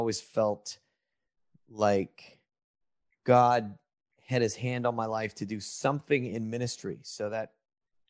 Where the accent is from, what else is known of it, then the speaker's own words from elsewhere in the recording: Lodi, California, United States; also born or lived in Los Angeles, California; I grew up in that town and left and moved to LA to make it big when I was about 18, 19